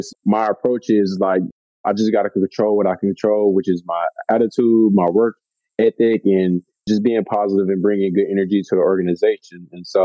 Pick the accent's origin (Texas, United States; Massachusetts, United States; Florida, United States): Texas, United States; Houston; moved away as an adult; also born or lived in Belgium / Poland; I'm a Southern guy, born and raised in Houston, Texas.